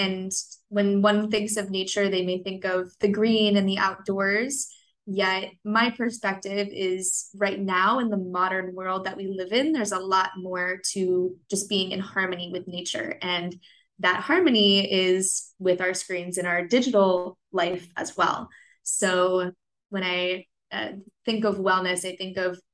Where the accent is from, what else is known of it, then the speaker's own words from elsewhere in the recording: Orlando, Florida, United States; also born or lived in Miami, Florida; growing up in Miami, and then I moved to Orlando when I was 8